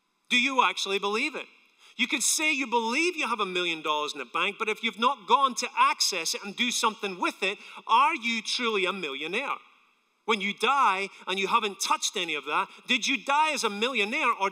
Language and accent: English; Scotland, United Kingdom; now in United States; I'm from Scotland